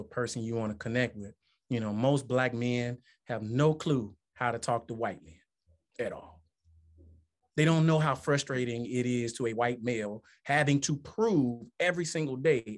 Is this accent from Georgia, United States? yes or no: no; Tuscaloosa, Alabama, United States; I was raised in Tuscaloosa County, or the city